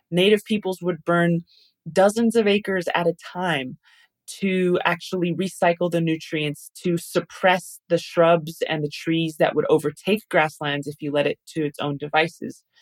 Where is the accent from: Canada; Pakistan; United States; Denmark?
Canada; You know, I'm from the Dene Nation. I'm I've been raised the very pro-indigenous lens since I was born by my parents